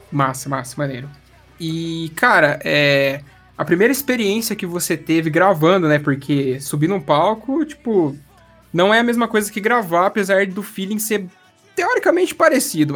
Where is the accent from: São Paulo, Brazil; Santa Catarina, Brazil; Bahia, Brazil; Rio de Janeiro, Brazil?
São Paulo, Brazil; Espírito Santo do Pinhal; now in Paraná, Brazil; Do lado tem uma cidade que chama Espírito Santo do Pinhal, sou dali